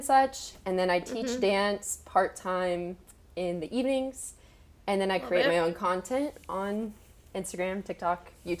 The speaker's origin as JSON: {"language": "English", "town": "Charlotte", "region": "North Carolina", "country": "United States", "said": "I'm 22 years old, and I'm from Charlotte, North Carolina."}